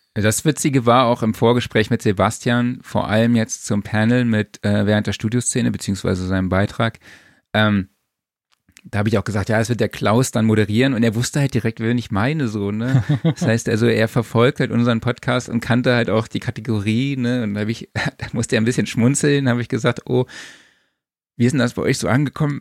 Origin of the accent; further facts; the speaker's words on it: Saarland, Germany; ich komme aus dem Saarland